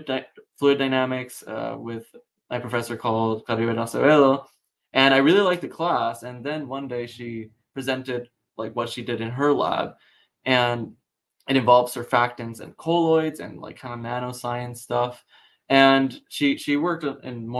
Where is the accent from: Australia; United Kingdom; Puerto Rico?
Puerto Rico; moved away as an adult; now in Pittsburgh, United States; I'm originally from Puerto Rico